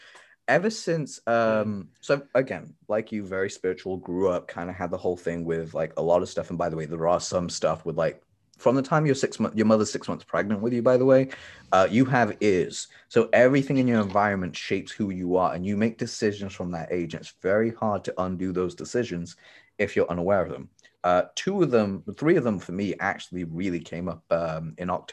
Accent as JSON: {"language": "English", "country": "Tanzania", "tie": "born or raised there", "moved": "yes", "said": "I'm from Tanzania. I was born there. I am a Tanzanian native."}